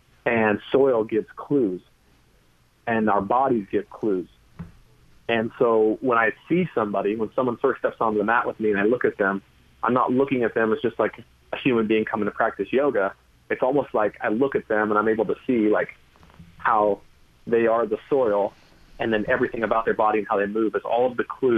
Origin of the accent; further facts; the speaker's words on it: California, United States; I loved the ocean and sports and trees, and I grew up in Northern California.